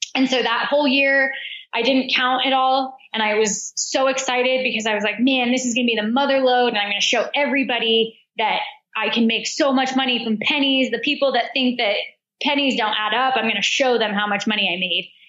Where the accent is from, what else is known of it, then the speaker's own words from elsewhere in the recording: United States; accent: American; moved away as an adult; also born or lived in Australia / Chicago; my American accent